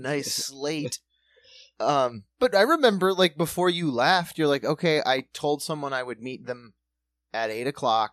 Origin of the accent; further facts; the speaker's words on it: South Dakota, United States; moved away; We grew up in South Dakota, still urban area